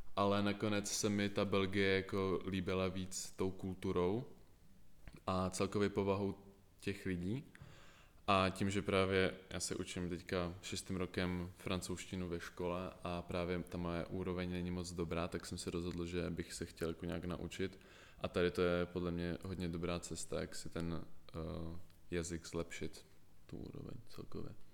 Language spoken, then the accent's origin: Czech; Prague, Czechia; jsem z Prahy